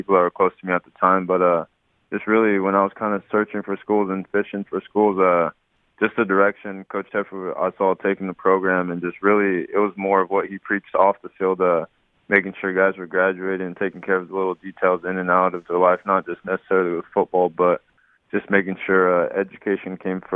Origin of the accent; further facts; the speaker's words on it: Dinuba, California, United States; moved away as an adult; also born or lived in Oregon; my hometown